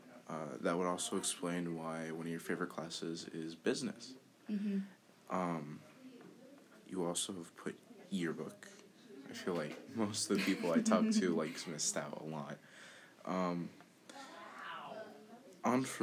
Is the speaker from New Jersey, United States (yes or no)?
no; New York, United States; I grew up in New York myself